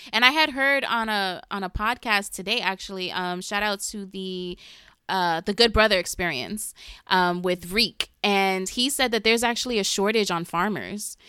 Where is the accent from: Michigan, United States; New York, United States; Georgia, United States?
New York, United States; New York City; I'm from the smallest part of the Bronx, like the most west you could get